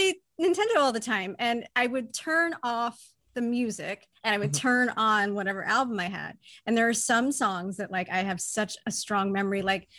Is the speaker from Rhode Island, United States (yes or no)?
yes; Newport, Rhode Island, United States; I grew up in Rhode Island in Newport